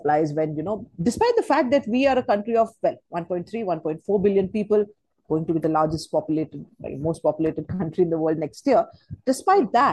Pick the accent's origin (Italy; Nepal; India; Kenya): India; we are Indian scholars at the end of the day based in India